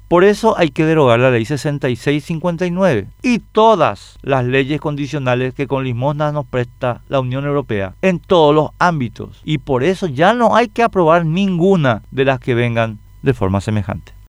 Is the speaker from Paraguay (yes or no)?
yes; Paraguay; los paraguayos